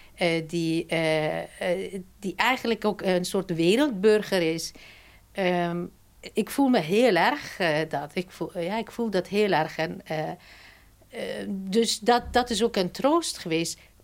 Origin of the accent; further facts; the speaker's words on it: Afghanistan; moved away; mijn geboortestad. Eh, en Maipar Ravijn